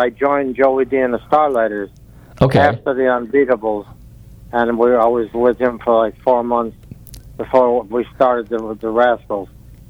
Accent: Rochester, New York, United States; born or raised there; also born or lived in Ottawa, Canada

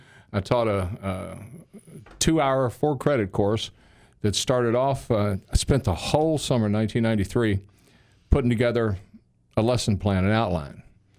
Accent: Louisville, Kentucky, United States; moved away; I'm originally from Louisville, Kentucky.

